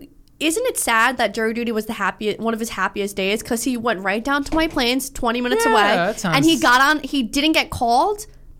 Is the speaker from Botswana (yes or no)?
no; Trinidad & Tobago; moved away; I'm not Indian. I'm Trinidadian.